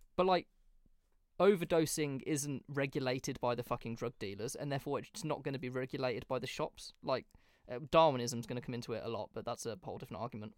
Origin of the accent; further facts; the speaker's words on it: Birmingham, West Midlands, United Kingdom; not really where I grew up, but kind of where I grew up in Birmingham